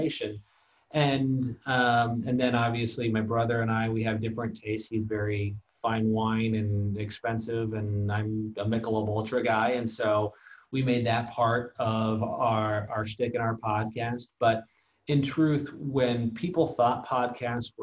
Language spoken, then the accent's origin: English; California, United States; I've lived in the same 50-mile radius my entire life